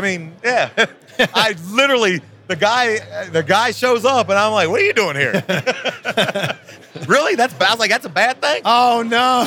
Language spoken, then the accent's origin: English; Virginia, United States; I'm a country boy, man. I grew up in Virginia in a in a small town.